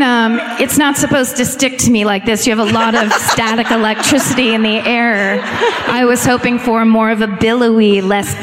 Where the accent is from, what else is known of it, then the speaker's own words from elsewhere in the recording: California, United States; we're both from California